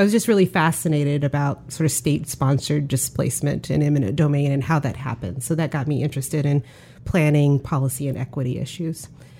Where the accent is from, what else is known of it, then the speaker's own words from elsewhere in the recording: Portland, Oregon, United States; now in Chicago, United States; I grew up in a community in Portland, Northeast Portland, if others are familiar, that was extremely economically diverse. We lived in a community, and I lived on a block where we had apartment complex, Section 8 housing, HUD housing.